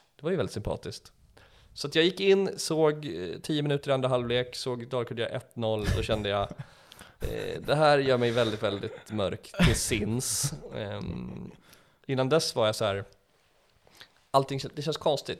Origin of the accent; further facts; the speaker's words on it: Enköping, Uppsala County, Sweden; jag växte upp i Enköpings kommun